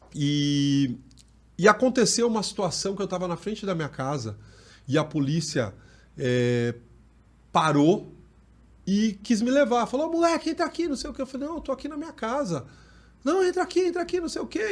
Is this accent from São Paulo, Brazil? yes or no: yes; São Paulo, Brazil; Eu venho do Jardim Mira, é, extremo sul da capital